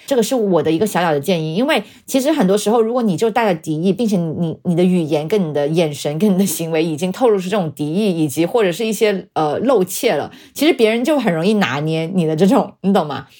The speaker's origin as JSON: {"language": "Chinese", "country": "China", "said": "我作为中国人"}